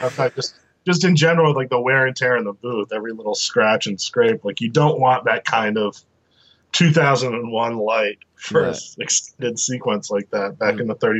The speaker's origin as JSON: {"language": "English", "town": "Boston", "region": "Massachusetts", "country": "United States", "tie": "born or raised there", "also_born_or_lived": "New York City", "moved": "yes", "said": "I grew up in Boston."}